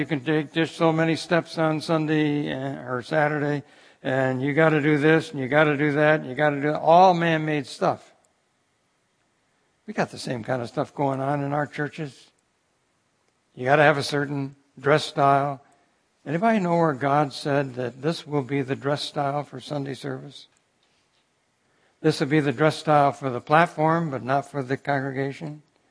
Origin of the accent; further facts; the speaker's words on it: Cooperstown, New York, United States; As I mentioned to you, I was born in Cooperstown, New York. My dad was connected with Cornell University as an extension agent.